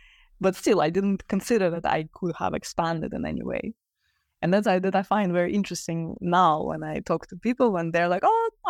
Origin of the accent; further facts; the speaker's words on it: Russia; moved away; I grew up in Russia